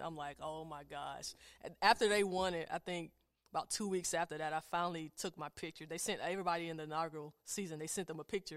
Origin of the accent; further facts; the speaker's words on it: Statesboro, Georgia, United States; moved away as an adult; also born or lived in Chapel Hill, North Carolina; now in Richmond, United States; my hometown, you know, being here in Richmond, being from Statesboro, Georgia